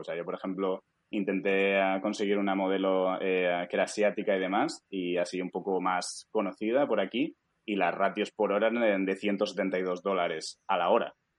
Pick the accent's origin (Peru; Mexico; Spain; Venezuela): Spain; Alicante, Valencian Community; moved away as an adult; now in United States; yo pues soy de Alicante